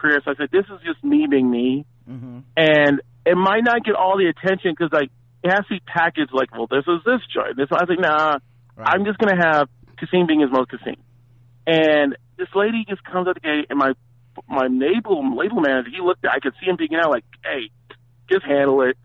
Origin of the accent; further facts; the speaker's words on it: San Francisco, California, United States; I'm from Frisco